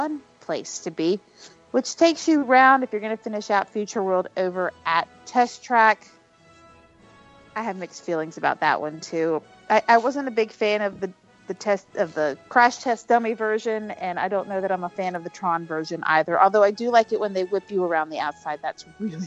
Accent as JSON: {"language": "English", "region": "Florida", "country": "United States", "tie": "born or raised there", "said": "When I was a kid growing up in Florida, I lived on a creek"}